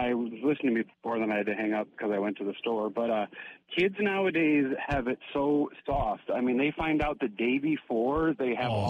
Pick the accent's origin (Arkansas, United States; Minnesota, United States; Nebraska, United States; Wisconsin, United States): Wisconsin, United States; Madison; I'm Madison, so I used to sit there, and I'm 40